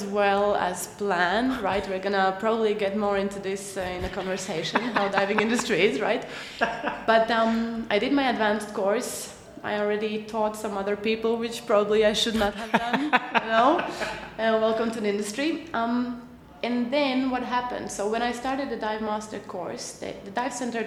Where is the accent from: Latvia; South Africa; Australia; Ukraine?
Latvia; moved away; I am from Latvia.